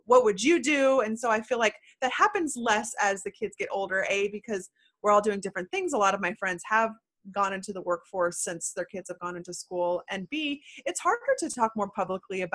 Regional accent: Houston, Texas, United States; now in Austin, United States; I was born in Houston.

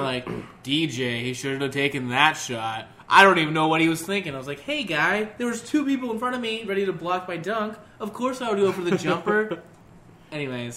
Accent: Arizona, United States; I'm from Arizona.

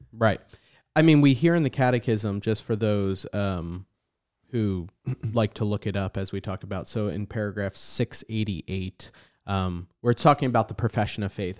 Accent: New Jersey, United States; now in San Antonio, United States; growing up in New Jersey

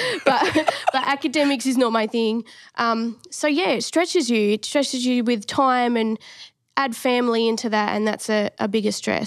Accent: Adelaide, South Australia, Australia; moved away as an adult; now in Victoria, Australia; grew up in Adelaide

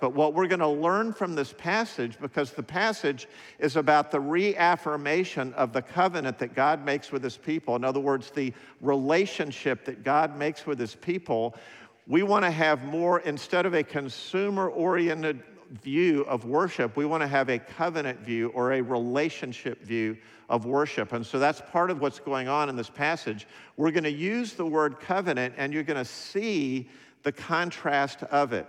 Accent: United States; I'm an American

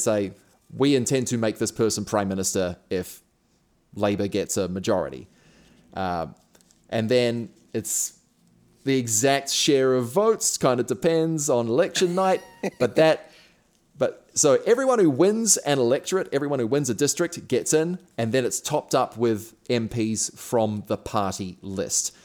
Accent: Auckland, New Zealand; I grew up in Auckland, which is a city of 1.5 million people.

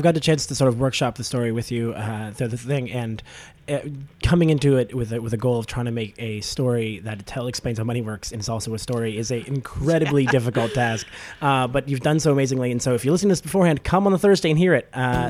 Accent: Toronto, Ontario, Canada; my growing up in Scarborough

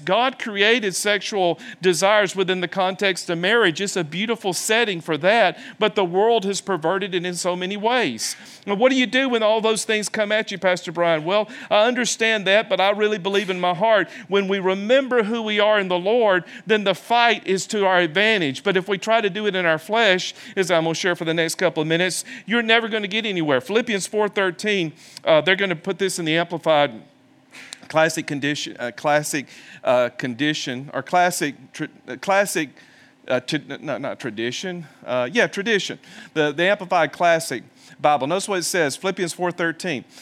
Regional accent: the South, United States; moved away; also born or lived in Birmingham, Alabama; I come from the South

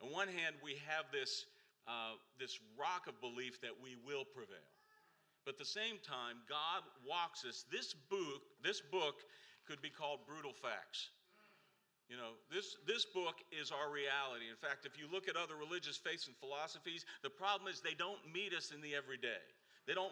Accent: Pittsburgh, Pennsylvania, United States; now in Washington, D.C., United States; I'm from Pittsburgh

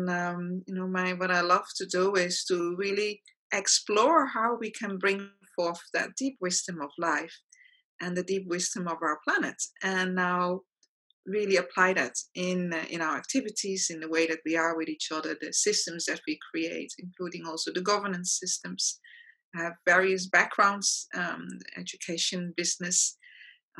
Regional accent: Netherlands; moved away as an adult; also born or lived in South Africa / Australia; now in Mauritius; I was born in the Netherlands and lived there for the first half of my life, and then lived in South Africa, Australia, and recently Mauritius.

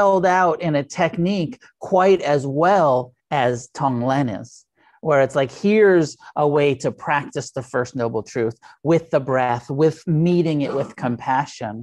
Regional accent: United States; I'm an American Buddhist. And as an American, I'm heavily influenced by the Theravada

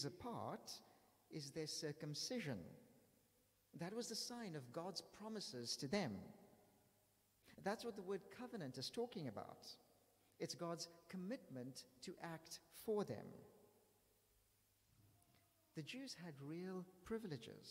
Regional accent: South Africa; now in London, United Kingdom; I'm from South Africa

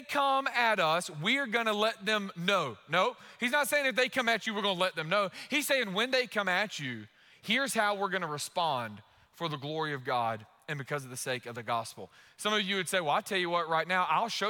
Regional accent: United States; we're American. We're Americans

